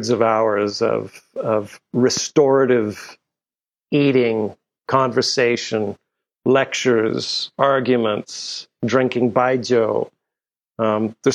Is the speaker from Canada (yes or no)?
yes; Canada; also born or lived in Europe; I grew up in Europe and in Canada.